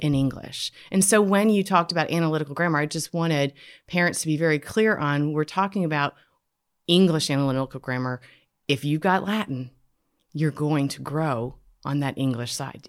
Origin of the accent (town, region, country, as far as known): Canada; born or raised there; now in United States